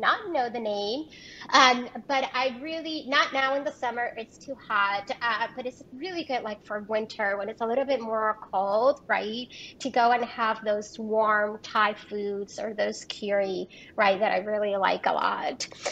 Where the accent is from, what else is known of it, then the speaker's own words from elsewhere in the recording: Puerto Rico; moved away as an adult; also born or lived in Rio Grande Valley, Texas; now in Houston, United States; I am originally from Puerto Rico and have been in the state of Texas